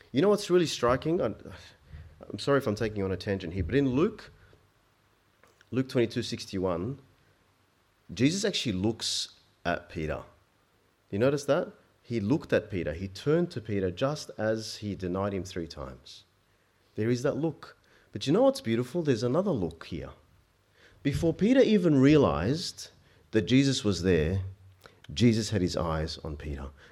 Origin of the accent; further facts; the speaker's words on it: Egypt; I was born in Egypt